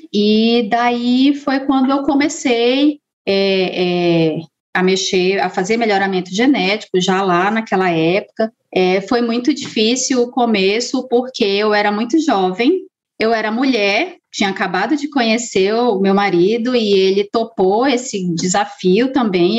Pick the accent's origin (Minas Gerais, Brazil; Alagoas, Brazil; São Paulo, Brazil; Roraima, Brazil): Roraima, Brazil; Boa Vista; eu sou de Roraima, né? Sou da capital de Boa Vista